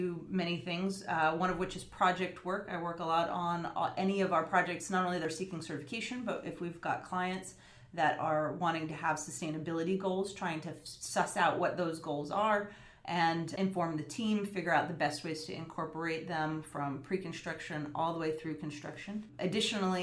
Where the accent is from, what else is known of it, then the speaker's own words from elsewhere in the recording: Fayetteville, North Carolina, United States; moved away as an adult; also born or lived in Colorado / Dublin / Boston; I grew up in North Carolina, a town called Fayetteville, which is a military-based